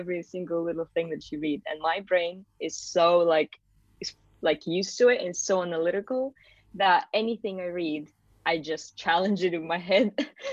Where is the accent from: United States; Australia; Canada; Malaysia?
Malaysia; also born or lived in Kazakhstan; now in United Kingdom; I moved to Malaysia when I was just like 7 or 8 years old. So I actually went to British International School then and finished my school in Malaysia.